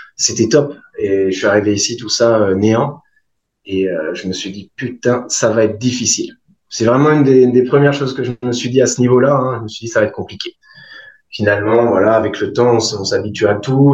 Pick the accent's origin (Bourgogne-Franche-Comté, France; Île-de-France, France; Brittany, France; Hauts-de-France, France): Brittany, France; moved away as an adult; also born or lived in Champagne / Edinburgh, United Kingdom; now in Tahiti, French Polynesia; j'ai grandi en Bretagne.